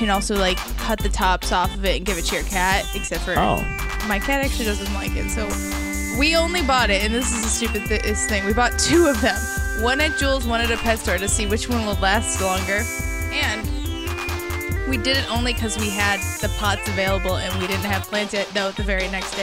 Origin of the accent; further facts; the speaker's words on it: near McHenry, Illinois, United States; near where my hometown is